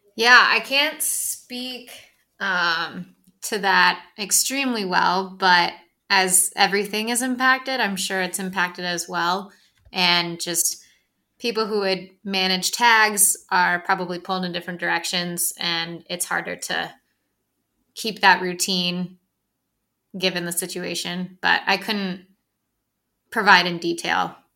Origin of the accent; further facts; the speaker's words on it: Ann Arbor, Michigan, United States; moved away as an adult; also born or lived in Dexter, Michigan; now in Colorado, United States; I'm from Ann Arbor, but I went to school in Dexter